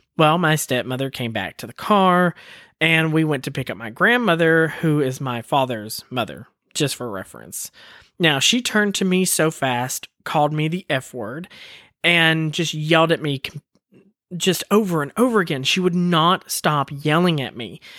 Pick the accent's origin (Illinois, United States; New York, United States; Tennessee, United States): Tennessee, United States; Woodbury; moved away; also born or lived in Colorado; I was born on a military base in Colorado, and then my dad moved us back home to Woodbury, Tennessee